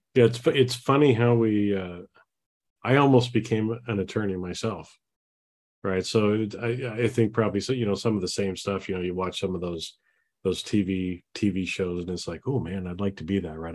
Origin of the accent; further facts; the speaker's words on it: Boise, Idaho, United States; I grew up in the in the Boise, Idaho area.